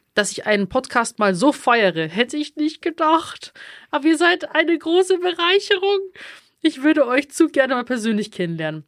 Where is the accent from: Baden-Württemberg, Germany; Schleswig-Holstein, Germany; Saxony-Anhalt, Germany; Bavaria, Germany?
Bavaria, Germany; accent: Bavarian; ich auch immer mehr anfange, bayerisch zu reden, also ich merke, ich rede dann auch immer mehr Dialekt